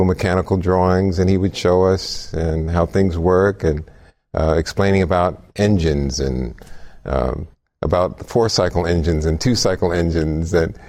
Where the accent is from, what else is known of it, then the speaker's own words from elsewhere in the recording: New York City, New York, United States; also born or lived in Long Island, New York; New York. Grew up in the Bronx and Long Island.